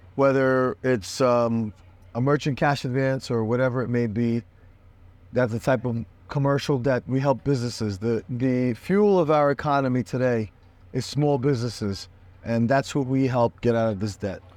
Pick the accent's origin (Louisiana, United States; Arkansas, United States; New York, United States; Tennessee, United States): New York, United States; now in Miami, United States; They took me out of Brooklyn